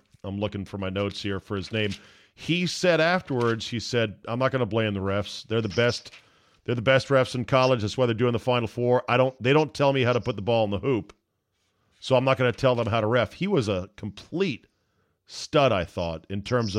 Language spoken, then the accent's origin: English; the Commonwealth, Virginia, United States; I'm from the Commonwealth.